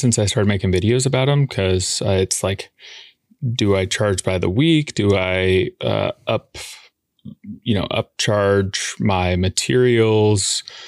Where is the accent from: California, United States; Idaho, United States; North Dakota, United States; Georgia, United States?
Idaho, United States; Boise; moved away as an adult; now in Portland, Oregon, United States; I'm from Boise